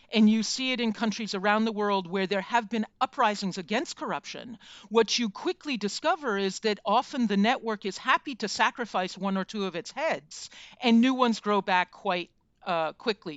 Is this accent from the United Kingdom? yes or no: no; United States; as an American